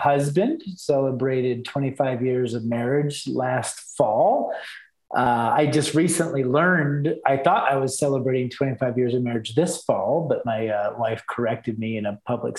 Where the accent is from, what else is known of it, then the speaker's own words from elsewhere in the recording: Texas, United States; now in Salt Lake City, United States; So I came back to the States. I'm a Texan. I'm actually a mutt. I've lived in 9 states and 2 countries now.